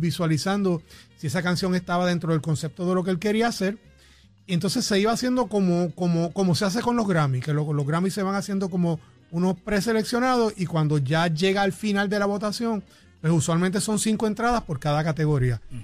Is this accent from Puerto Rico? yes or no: yes; Arecibo, Puerto Rico; moved away as an adult; now in San Juan metropolitan area, Puerto Rico; nací en Arecibo, eh, me crié en Arecibo, pero obviamente cuando ya empecé en el Conservatorio de Música me mudé para la área metropolitana